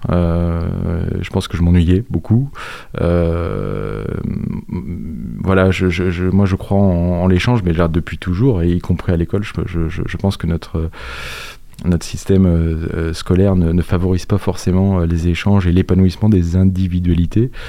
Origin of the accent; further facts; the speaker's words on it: La Roche-sur-Yon, Pays de la Loire, France; moved away as an adult; also born or lived in Bordeaux / Bressuire / Montaigu; suis arrivé à La Roche-sur-Yon à, à l'âge de 7 ans. J'y ai suivi euh, mes études euh, école primaire, euh, collège, lycée, et puis ensuite j'ai fait mes études supérieures sur, sur Nantes.